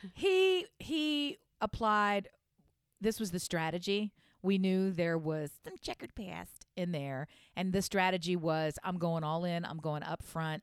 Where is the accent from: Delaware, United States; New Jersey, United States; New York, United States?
Delaware, United States; I'm from Delaware, which for those who don't know, it's real close to Philadelphia